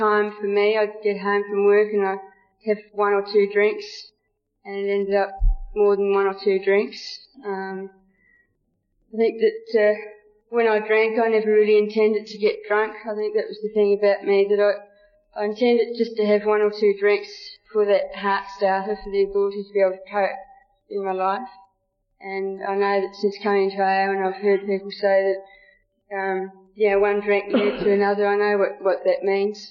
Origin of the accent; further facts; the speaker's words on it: Geelong, Victoria, Australia; I'm from Geelong, Victoria